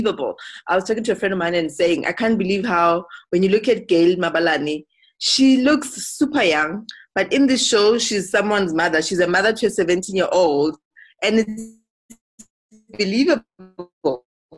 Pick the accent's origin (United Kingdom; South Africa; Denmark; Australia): South Africa; I'm from South Africa